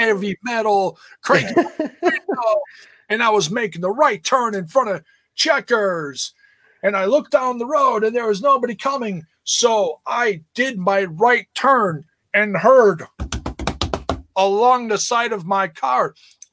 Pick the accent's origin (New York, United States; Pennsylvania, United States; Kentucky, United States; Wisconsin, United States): Wisconsin, United States; Milwaukee; I grew up in Milwaukee